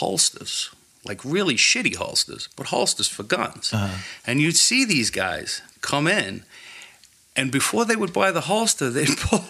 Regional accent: Queens, New York, United States; Ridgewood in Queens.

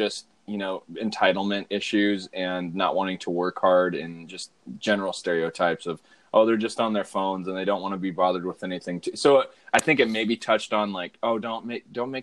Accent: Arizona, United States; moved away; growing up in Arizona and carrying that with me

